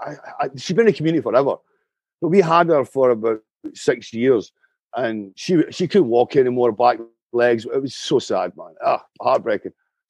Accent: Canada; I live in the woods, man. I'm Canadian.

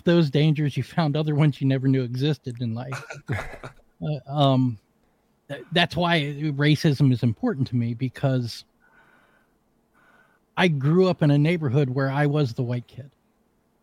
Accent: Washington, District of Columbia, United States; moved away; also born or lived in West Virginia; I was born and raised in Washington, D.C., the murder capital of the world in the 70s. I grew up as the minority in my neighborhood

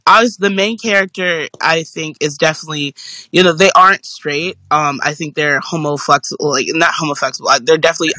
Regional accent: New York City, New York, United States; I'm from New York City, I live in New York City

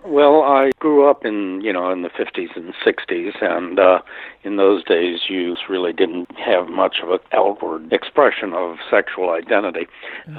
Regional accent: Northern Virginia, United States; moved away as an adult; now in West Palm Beach, United States; I grew up in Northern Virginia, just outside of Washington

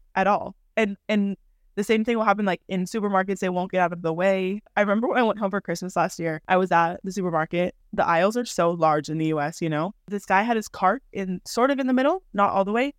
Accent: California, United States; moved away as an adult; now in Madrid, Spain; I am from California, just like Jordan. I'm now living in Madrid. I have been living here for twelve years now

